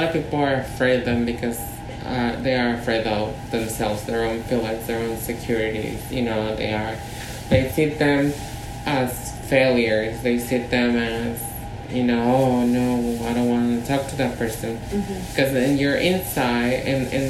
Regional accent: Mexico City, Mexico; now in San Francisco, United States; we were born and raised in Mexico City

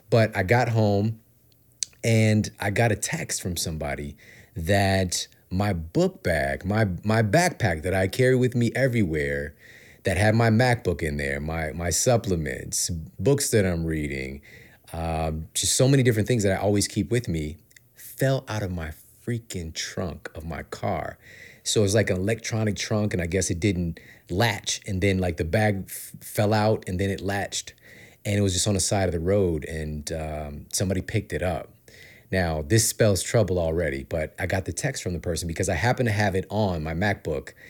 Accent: St. Louis, Missouri, United States; moved away as an adult; now in Los Angeles, United States; I grew up, born and raised in St. Louis

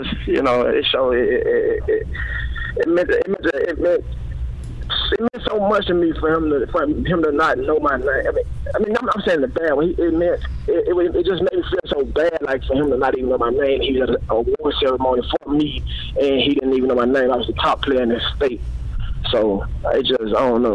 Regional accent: Tennessee, United States; moved away as an adult; I'm from Tennessee, and I'm the number one player coming out of the state

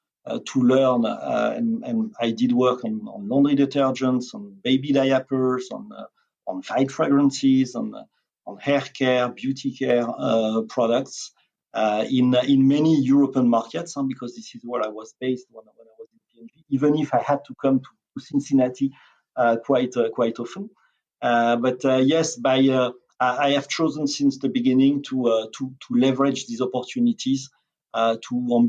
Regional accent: France; moved away as an adult; also born or lived in Italy / Switzerland; now in United States; I'm not American. I'm not Italian. I'm French

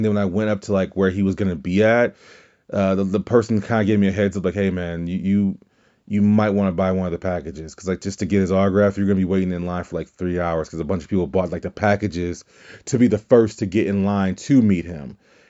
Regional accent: Louisiana, United States; moved away; I was back home in Louisiana

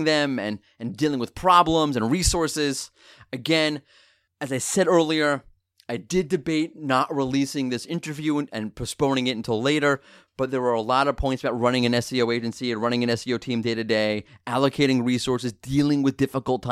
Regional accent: New York, United States; I'm a New Yorker

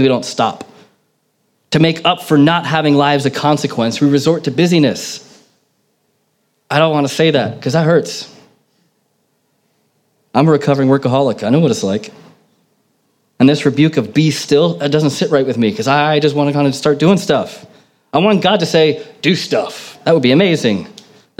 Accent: United States; moved away; growing up in America

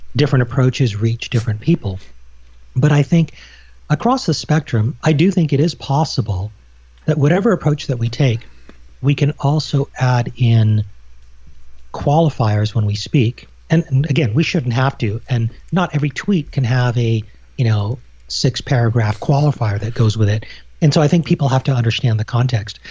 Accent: Canada; also born or lived in United Kingdom; all my formative years were in Canada.

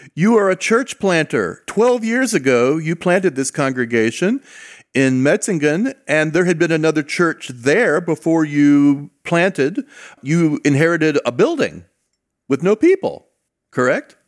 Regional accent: Southern California, United States; I grew up in Southern California

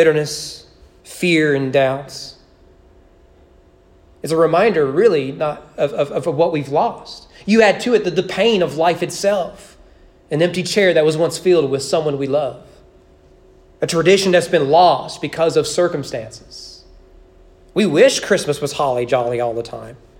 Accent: United States; As American evangelicals

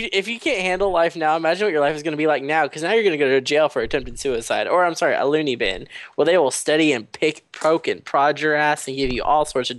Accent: Texas, United States; I'm Texan.

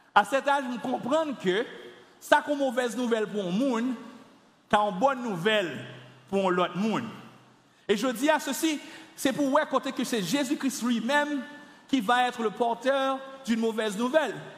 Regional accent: Carrefour, Ouest, Haiti; j'ai grandi à Carrefour les années 80, 90, 92

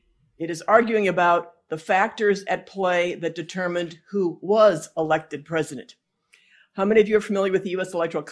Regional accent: Pennsylvania, United States; I am from Pennsylvania.

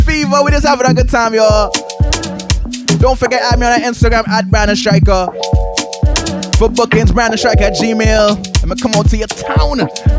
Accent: Trinidad & Tobago; as a Trinidadian

